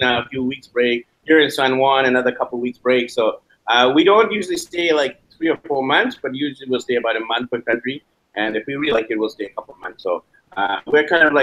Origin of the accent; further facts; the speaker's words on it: Canada; we're from Canada